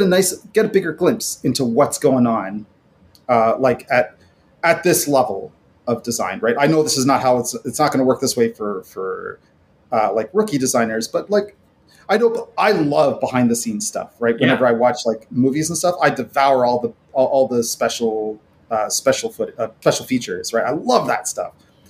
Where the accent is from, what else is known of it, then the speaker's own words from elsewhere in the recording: Florida, United States; I grew up around Florida and I have an unapologetic, problematic love of Florida.